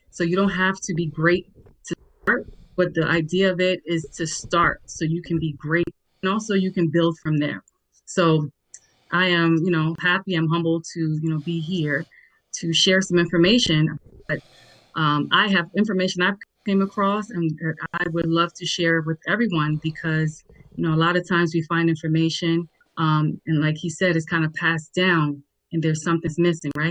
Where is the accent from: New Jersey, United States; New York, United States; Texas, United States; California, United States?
New York, United States; also born or lived in Nigeria; now in DMV area, United States; I am a Nigerian-born, New York-raised, um, now residing in the DMV um, area